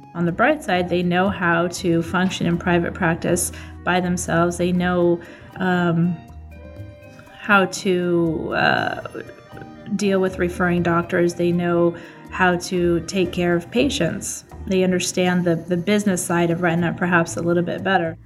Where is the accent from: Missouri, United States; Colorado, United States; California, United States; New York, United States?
Colorado, United States; Boulder; Boulder is my hometown. I, I grew up there from a young age